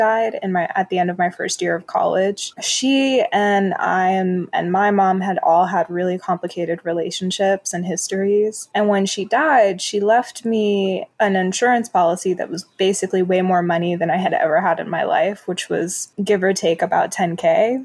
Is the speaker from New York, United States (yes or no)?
yes; New York City, New York, United States; moved away; also born or lived in New Jersey / Chicago; I'm originally from New York City